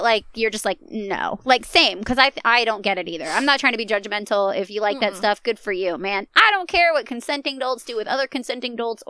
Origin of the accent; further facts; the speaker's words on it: Virginia, United States; moved away; also born or lived in Germany; I grew up in Virginia, or at least I, like, mm-hmm. came of age in Virginia, if you will, like, high school.